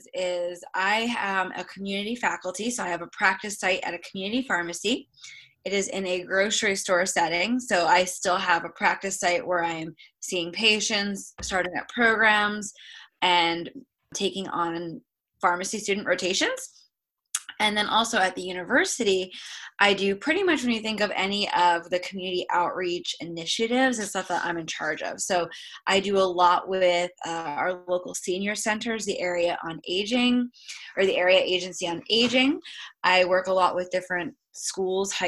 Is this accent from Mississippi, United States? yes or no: no; Lehigh Valley, Pennsylvania, United States; I'm from the Lehigh Valley area.